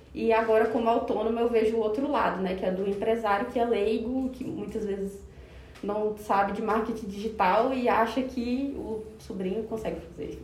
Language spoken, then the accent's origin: Portuguese; Tocantins, Brazil; now in Goiânia, Brazil; Sou tocantinense do pé rachado de nascença, mas goiana de coração. Então, estou há mais de 10 anos em Goiânia